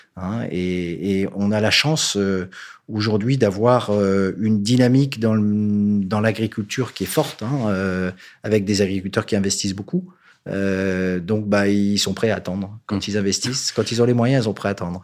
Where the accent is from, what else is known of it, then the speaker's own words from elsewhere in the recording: northern France, France; je suis nordiste